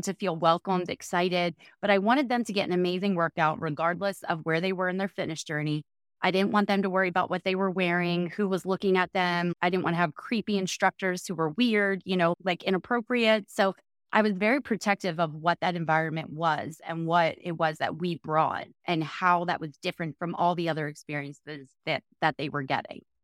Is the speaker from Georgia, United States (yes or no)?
no; New Jersey, United States; I grew up in South Jersey